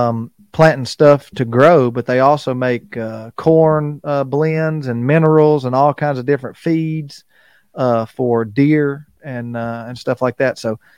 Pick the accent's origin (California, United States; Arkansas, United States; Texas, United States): Arkansas, United States; being where we're located in South Arkansas, we're not far from North Louisiana, where Haydale Game Calls is located